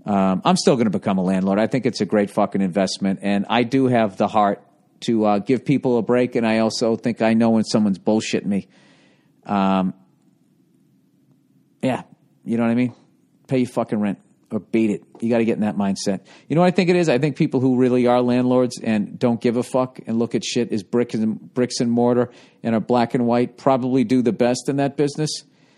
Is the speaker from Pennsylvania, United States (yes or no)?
no; Ohio, United States; I'm from Ohio.